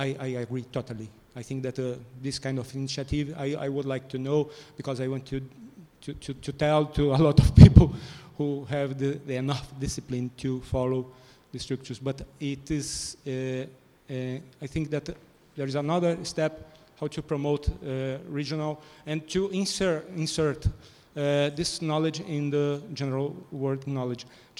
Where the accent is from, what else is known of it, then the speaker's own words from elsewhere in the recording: Brazil; also born or lived in Manaus, Amazonas; I'm from Brazil